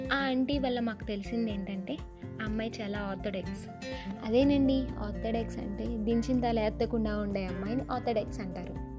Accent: Visakhapatnam, Andhra Pradesh, India; నేను మా ఊరు వచ్చేసా వైజాగ్కి

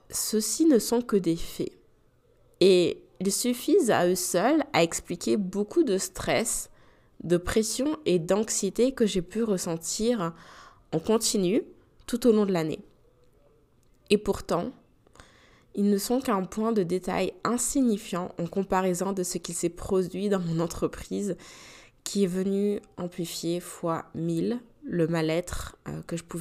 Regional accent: France; moved away; la visite de ma famille pour la première fois depuis que j'ai quitté la France, donc ça fait quand même sept ans

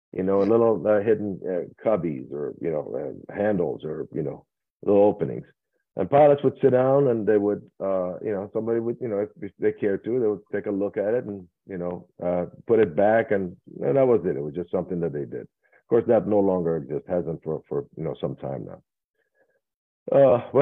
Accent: Iran; moved away; I was born in Iran

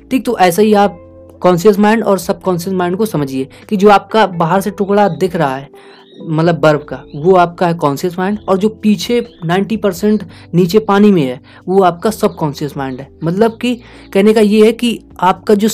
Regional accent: India; क्योंकि देखिए हम इंडिया से हैं और हम इंडियन ऑडियंस को ये सब सुना रहे हैं

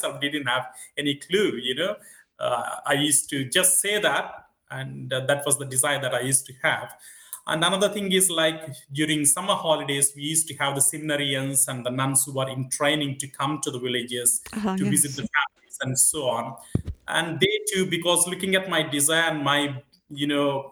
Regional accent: Kolavennu, Andhra Pradesh, India; moved away; I come from a village called Kolavenu, which is in the southern part of India, a state called Andhra Pradesh.

